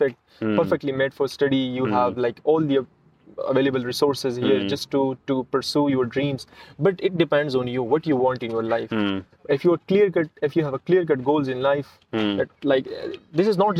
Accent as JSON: {"language": "English", "country": "Pakistan", "said": "my home country"}